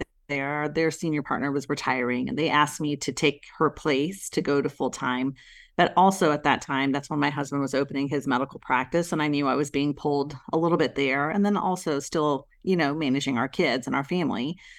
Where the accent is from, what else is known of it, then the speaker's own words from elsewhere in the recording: India; my husband is Italian, and obviously I'm from India. My parents were born in India.